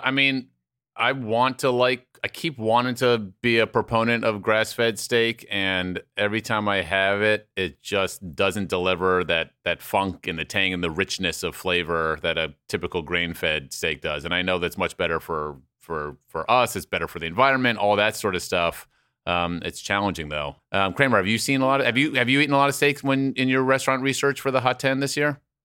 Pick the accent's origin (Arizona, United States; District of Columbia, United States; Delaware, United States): District of Columbia, United States; Washington; I grew up with Popeyes in Washington D.C.